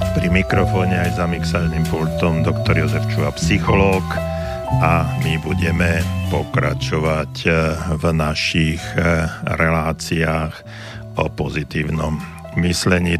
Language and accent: Slovak; Banská Bystrica, Banská Bystrica Region, Slovakia; som e, z Banskej Bystrice